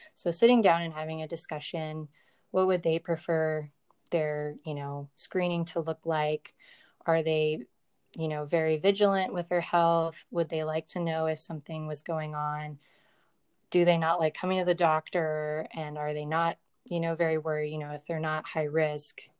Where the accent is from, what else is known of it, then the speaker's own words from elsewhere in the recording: Virginia, United States; moved away as an adult; I grew up in Virginia